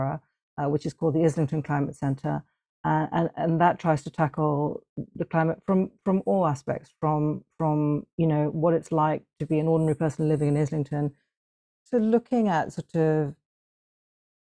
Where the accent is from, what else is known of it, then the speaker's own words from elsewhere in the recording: Hong Kong; I grew up in Hong Kong